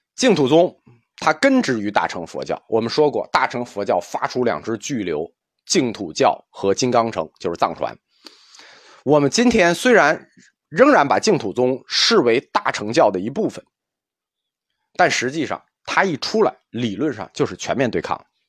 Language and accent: Chinese; China; 我们中国人